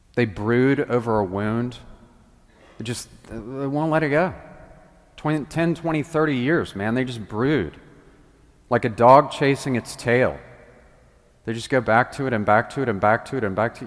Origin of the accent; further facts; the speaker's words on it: the South, United States; also born or lived in Washington; now in Memphis, United States; I came from the South where everybody has Southern hospitality